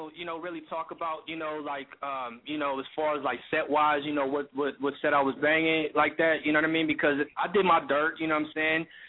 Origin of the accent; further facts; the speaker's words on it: King City, California, United States; originally I'm from Central Cali, man. I'm from the 831. You know what I'm saying? Um, you know, I'm from uh, King City, California